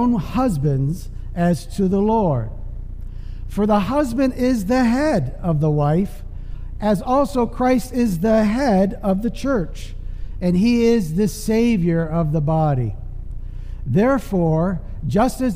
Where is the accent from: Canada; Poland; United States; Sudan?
Canada; moved away; I'm from Canada